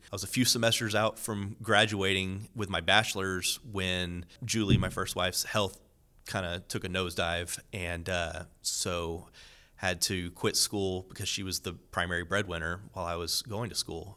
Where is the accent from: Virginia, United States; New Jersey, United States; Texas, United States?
Texas, United States; Corpus Christi; moved away as an adult; also born or lived in Robstown, Texas / San Antonio, Texas; now in Houston, United States; I'm originally from Corpus Christi, South Texas, about four hours south of here. I grew up in a rather small Catholic parish